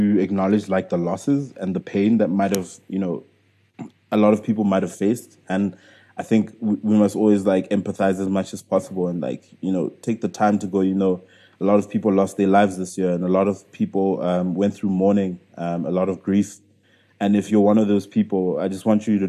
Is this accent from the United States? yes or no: no; South Africa; I'm still a South African entrepreneur